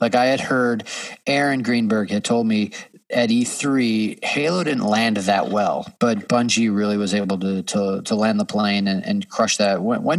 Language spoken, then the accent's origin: English; Seattle, Washington, United States; I'm from Seattle, live in Seattle.